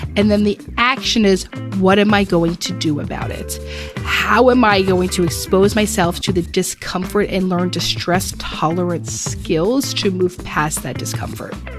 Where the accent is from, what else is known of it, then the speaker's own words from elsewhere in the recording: Philadelphia, Pennsylvania, United States; we're from Philadelphia